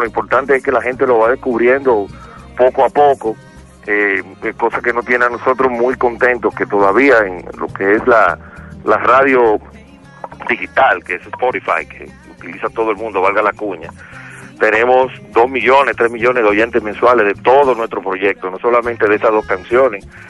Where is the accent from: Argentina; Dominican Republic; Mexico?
Dominican Republic; soy un negrito caribeño de República Dominicana